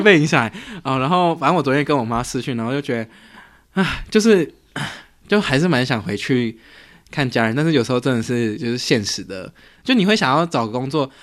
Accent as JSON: {"language": "Chinese", "country": "Taiwan", "tie": "born or raised there", "moved": "as an adult", "said": "我从小就在台湾长大，我是到大学才出国"}